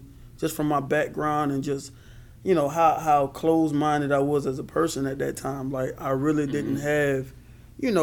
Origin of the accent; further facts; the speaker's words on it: Marion, South Carolina, United States; also born or lived in Rains, South Carolina; But I'm originally from Marion, the city. My mother moved mm-hmm. us down into the country park called Rains in about 96